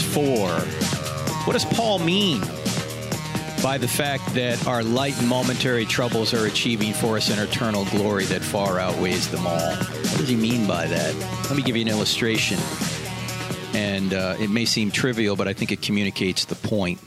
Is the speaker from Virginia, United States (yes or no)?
no; New Jersey, United States; I grew up in New Jersey